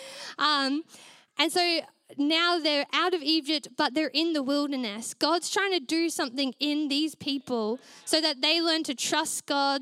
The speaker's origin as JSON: {"language": "English", "region": "Queensland", "country": "Australia", "moved": "yes", "lives_now": "Melbourne, Australia", "said": "I was originally from Queensland"}